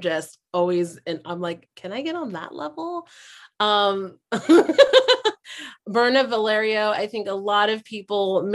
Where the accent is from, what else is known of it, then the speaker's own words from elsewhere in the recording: Hawaii, United States; I'm from Hawaii